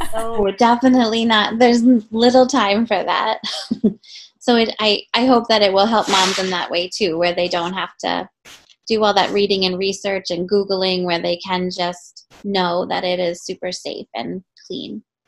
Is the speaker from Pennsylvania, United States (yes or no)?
yes; right outside of Philadelphia, Pennsylvania, United States; I grew up right outside of Philly